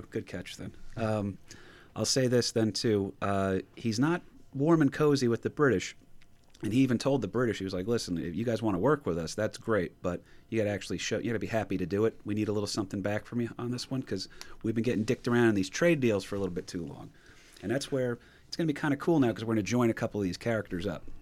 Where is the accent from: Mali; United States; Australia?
United States; Mad Anthony Wayne from the American Revolution, who my hometown is named after